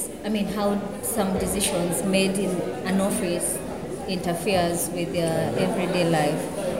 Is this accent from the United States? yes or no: no; Kenya; from Kenya.